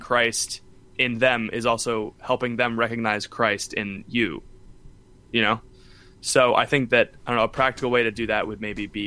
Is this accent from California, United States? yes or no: no; Orlando, Florida, United States; I'm from around Orlando